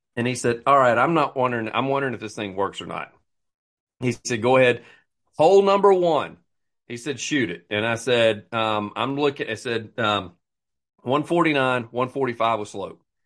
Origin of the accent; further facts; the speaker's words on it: United States; being American